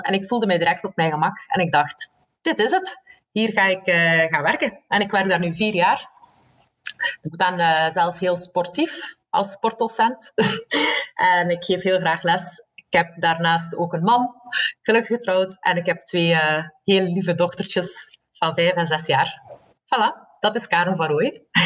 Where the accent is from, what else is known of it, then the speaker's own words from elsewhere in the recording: Belgium; moved away as an adult; also born or lived in Leuven; eigenlijk een Belg